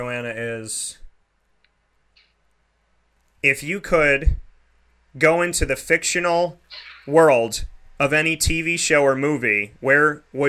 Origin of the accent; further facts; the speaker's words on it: Central New York, United States; I grew up in Central New York.